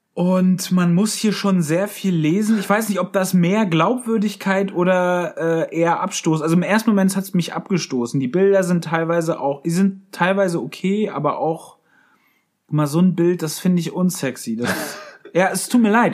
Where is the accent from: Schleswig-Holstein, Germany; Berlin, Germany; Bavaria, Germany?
Schleswig-Holstein, Germany; meiner Heimat in Schleswig-Holstein